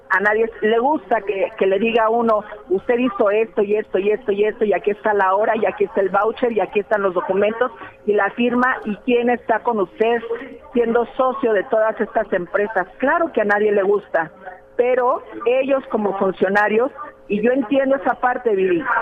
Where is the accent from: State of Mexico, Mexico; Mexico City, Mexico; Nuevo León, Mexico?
Mexico City, Mexico; Yo soy de la Ciudad de México.